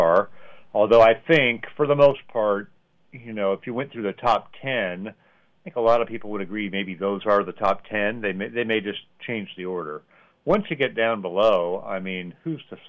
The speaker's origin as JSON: {"language": "English", "town": "Sacramento", "region": "California", "country": "United States", "tie": "born or raised there", "also_born_or_lived": "Washington State", "moved": "yes", "said": "I grew up in the Sacramento area, and then I moved away to Washington"}